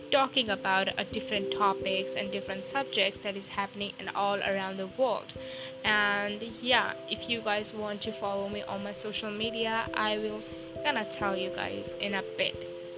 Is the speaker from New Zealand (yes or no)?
no; India; I am 19 years old and I'm from India